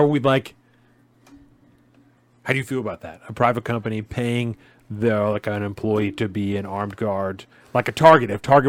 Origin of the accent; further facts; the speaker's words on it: Olympia, Washington, United States; I had the unfortunate experience of witnessing in a store in my hometown of Olympia. Olympia is our state capital, by the way.